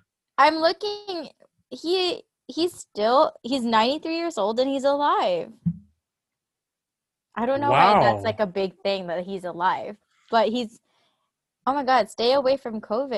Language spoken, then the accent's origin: English; Philippines; also born or lived in Toronto; now in Edmonton, Canada; I went from Philippines, then went to Toronto, obviously, because that's like the normal route to go to Toronto first, and then moved to Edmonton.